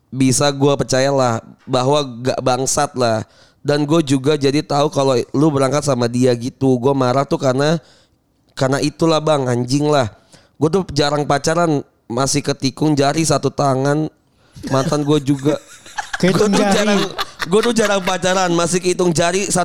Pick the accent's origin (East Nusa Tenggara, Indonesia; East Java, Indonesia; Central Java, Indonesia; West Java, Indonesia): West Java, Indonesia; Bogor; Nanya ke gue, gue orang mana? Gue bilang orang Bogor.